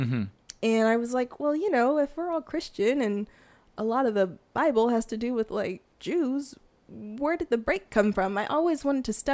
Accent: Fresno, California, United States; moved away as an adult; now in Hawaii, United States; I'm originally from Fresno, California

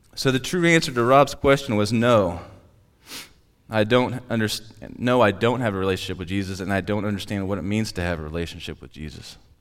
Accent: Platte City, Missouri, United States; also born or lived in Tracy; I loved growing up in Platte City.

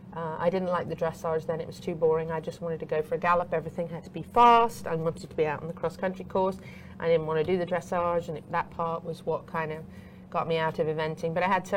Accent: Meriden, West Midlands, United Kingdom; now in United States; So I was born in England. I was born actually just outside Coventry in a place called Meriden. We lived in a house that actually was is on the National Registry for Historic Buildings, so over 600 years old.

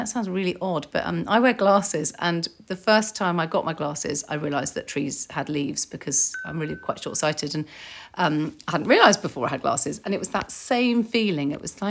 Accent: Germany; born there; also born or lived in Northern Ireland; My parents were in the army, so I was born in Germany and I lived in Northern Ireland and other places.

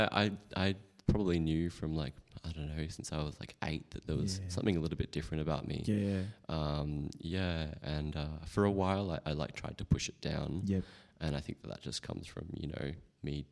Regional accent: Perth, Western Australia, Australia; moved away as an adult; now in Sydney, Australia; I was really little when we moved to Perth

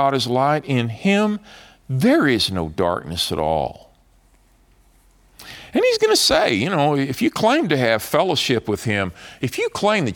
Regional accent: Dallas, Texas, United States; I'm from Dallas, but so Dallas is familiar to me

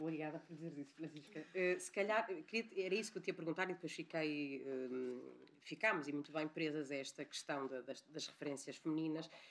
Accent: Porto, Norte, Portugal; eu sou do Porto

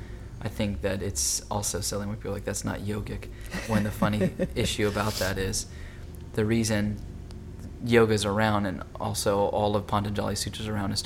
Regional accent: Hawaii, United States; I grew up in Hawaii

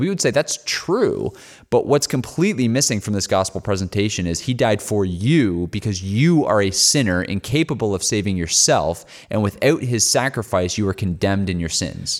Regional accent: Canada; accent: Canadian; we're from Canada

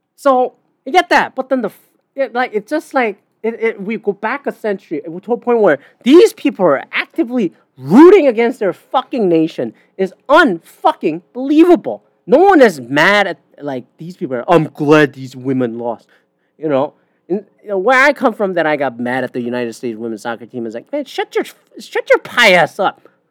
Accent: Canada; I'm a Canadian.

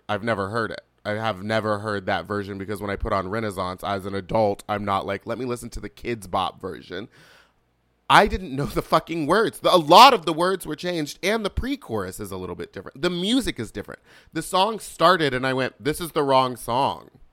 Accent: the South, born in Louisiana, United States; I'm from the South

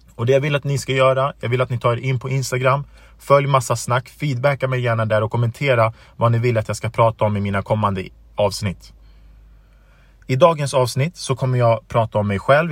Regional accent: Stockholm, Stockholm County, Sweden; Jag är född och uppvuxen i Rinkeby, en förort i Stockholm

